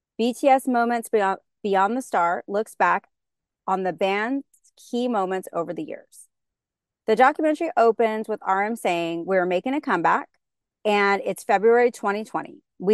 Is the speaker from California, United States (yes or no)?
yes; California, United States